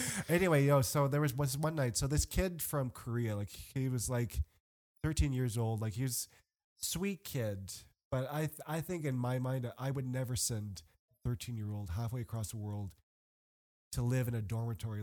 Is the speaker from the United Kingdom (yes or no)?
no; Canada; moved away; I'm Canadian